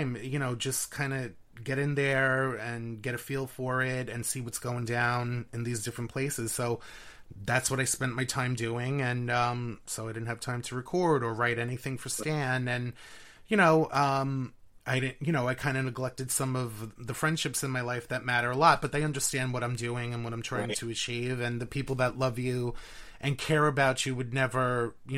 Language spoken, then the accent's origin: English; New York City, New York, United States; accent: New York; I was born and raised in Queens. So, you know, the New York accent is very